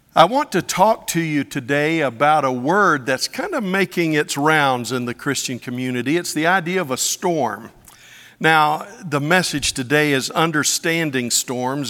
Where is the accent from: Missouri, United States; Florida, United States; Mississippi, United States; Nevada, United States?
Florida, United States; Pensacola; When I was growing up in Pensacola, Florida